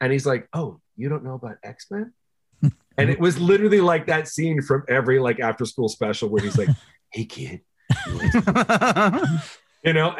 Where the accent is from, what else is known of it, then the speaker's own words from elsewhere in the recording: Flint, Michigan, United States; I grew up in Flint, Michigan